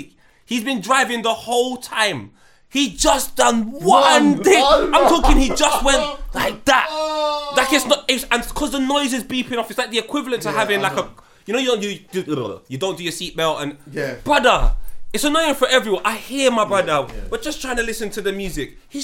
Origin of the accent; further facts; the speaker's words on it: London, United Kingdom; I'm from North London, I've been Green Lanes, they fed me.